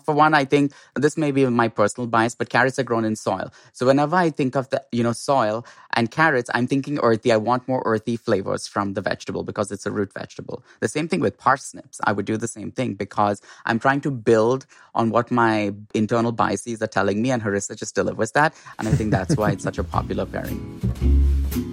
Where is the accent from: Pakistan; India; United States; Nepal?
India; Mumbai, Maharashtra; moved away; in India, I grew up in Bombay